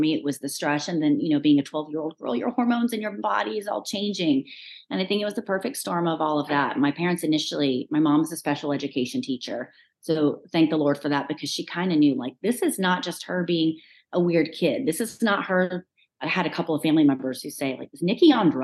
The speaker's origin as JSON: {"language": "English", "town": "Kingsport", "region": "Tennessee", "country": "United States", "moved": "as an adult", "lives_now": "Nashville, United States", "said": "I'm originally from Kingsport, Tennessee in East Tennessee"}